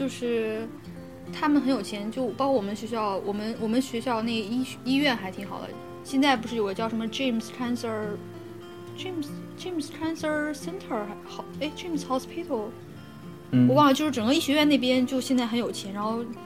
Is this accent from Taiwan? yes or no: no; China; moved away; 可能中国人，就我们从小受到的那种教育，